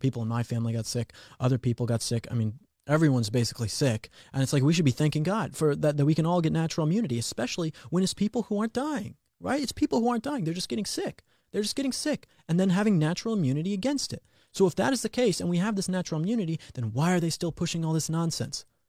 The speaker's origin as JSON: {"language": "English", "region": "Colorado", "country": "United States", "said": "Colorado, my home state"}